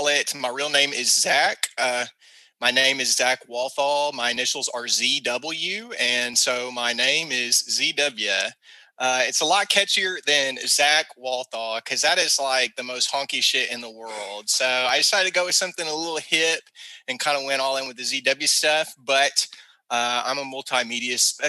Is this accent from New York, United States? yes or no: no; Camden, Arkansas, United States; accent: country twang; I come from South Arkansas. If my country twang wasn't enough to let you know, a little town called Camden